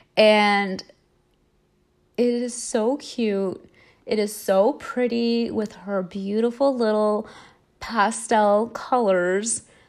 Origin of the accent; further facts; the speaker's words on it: Southern California, United States; moved away as an adult; now in East Coast, United States; I grew up in Southern California, and I grew up going to Disneyland regularly